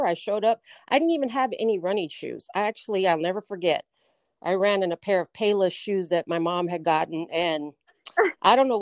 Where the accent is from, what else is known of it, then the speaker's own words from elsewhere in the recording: Hidalgo, Texas, United States; also born or lived in Fort Wayne, Indiana; I'm from Fort Wayne, Indiana. I was born there, but grew up in Texas